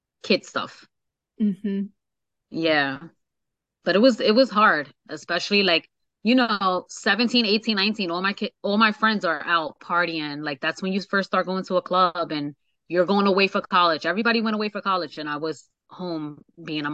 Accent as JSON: {"language": "English", "town": "Hoboken", "region": "New Jersey", "country": "United States", "tie": "born or raised there", "said": "I'm born and raised in Hoboken"}